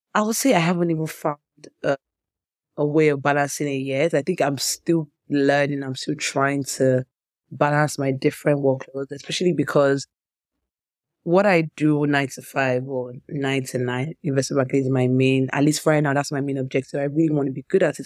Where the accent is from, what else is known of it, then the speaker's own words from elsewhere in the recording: Nigeria; I grew up in Nigeria